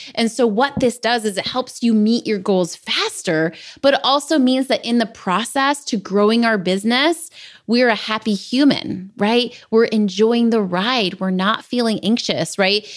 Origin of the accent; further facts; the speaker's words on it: San Diego, California, United States; I grew up in San Diego